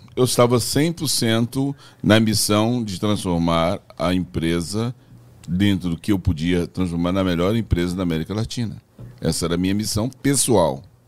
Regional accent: Brazil; also born or lived in Belo Horizonte / São Paulo; eu sou brasileiro

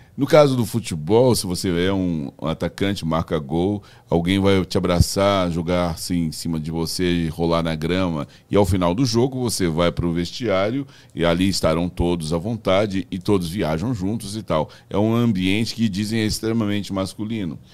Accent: Brazil; also born or lived in Belo Horizonte / São Paulo; eu sou brasileiro

